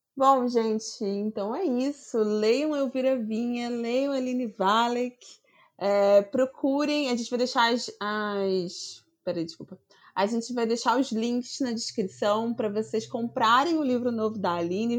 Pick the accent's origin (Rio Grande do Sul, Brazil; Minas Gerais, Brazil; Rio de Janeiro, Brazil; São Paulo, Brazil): Rio de Janeiro, Brazil; eu sou do Rio de Janeiro